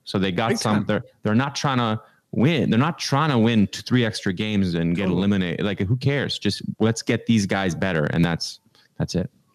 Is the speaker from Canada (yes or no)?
yes; Canada; now in United States; I live in America. I'm Canadian.